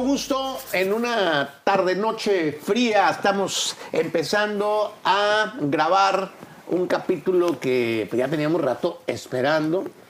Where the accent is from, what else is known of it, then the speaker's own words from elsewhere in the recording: Monterrey, Nuevo León, Mexico; yo vengo de Monterrey